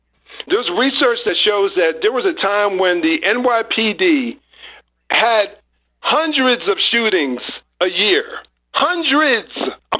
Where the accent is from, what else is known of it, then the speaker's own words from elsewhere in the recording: New Jersey, United States; I'm born and raised in New Jersey, right outside of New York. A rock's throw away from New York.